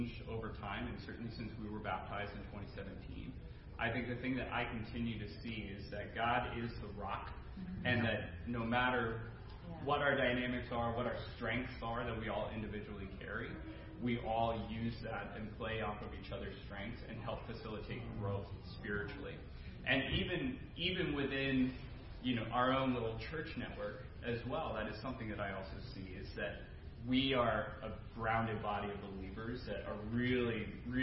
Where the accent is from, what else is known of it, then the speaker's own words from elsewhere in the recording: Maine, United States; now in Burlington, United States; I grew up in Maine, very similar to Larry